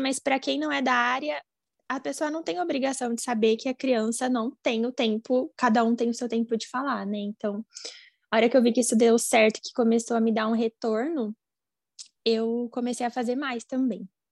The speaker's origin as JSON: {"language": "Portuguese", "town": "Campinas", "region": "São Paulo", "country": "Brazil", "said": "Eu sou aqui de Campinas, do interior de São Paulo"}